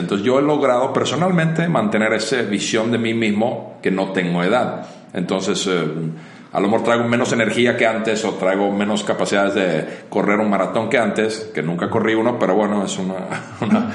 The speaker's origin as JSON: {"language": "Spanish", "country": "Finland", "tie": "born or raised there", "moved": "as an adult", "lives_now": "Mexico", "said": "soy originario de Finlandia, llevo en México más de 20 años"}